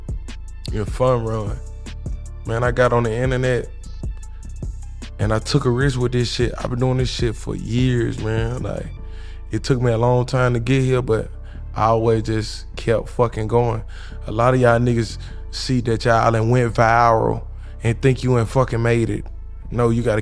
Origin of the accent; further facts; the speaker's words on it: Alabama, United States; now in Atlanta, United States; I'm from Alabama and I moved out here